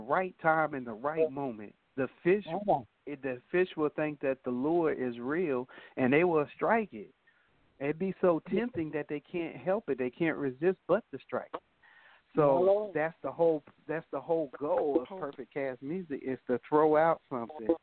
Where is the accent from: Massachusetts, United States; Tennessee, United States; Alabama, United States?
Massachusetts, United States; Boston; now in Akron, United States; I'm from Boston, Massachusetts, and I am residing in Akron, Ohio at the moment